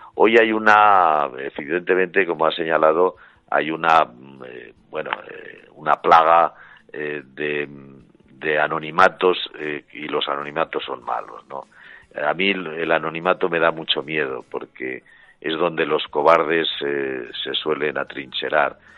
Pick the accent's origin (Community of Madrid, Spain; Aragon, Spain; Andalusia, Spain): Aragon, Spain; Zaragoza; yo soy de Zaragoza